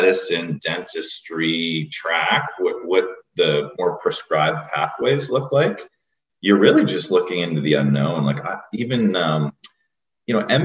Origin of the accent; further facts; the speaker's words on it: Sault Ste. Marie, Ontario, Canada; I grew up in Sault Ste. Marie, Ontario